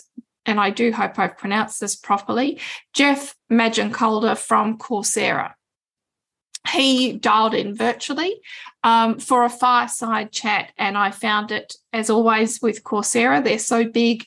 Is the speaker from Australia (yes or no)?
yes; Australia; I'm an Australian